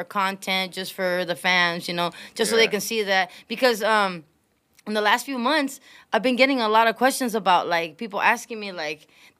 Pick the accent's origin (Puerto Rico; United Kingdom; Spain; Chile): Puerto Rico; first language es; English is a second language; now in United States; I spoke Spanish first. I learned how to speak English when I came to the States. I came from Puerto Rico.